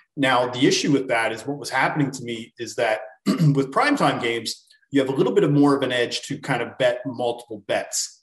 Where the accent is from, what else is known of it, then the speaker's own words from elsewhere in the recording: Canada; I am from Canada